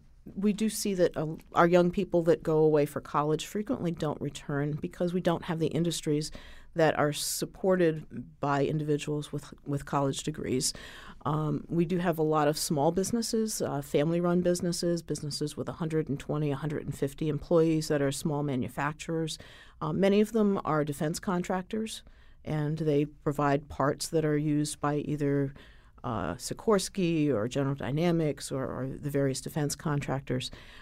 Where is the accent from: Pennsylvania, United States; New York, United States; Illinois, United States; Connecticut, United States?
Connecticut, United States; Griswold; I'm born and raised in Griswold, which is just south of the Quiet Corner.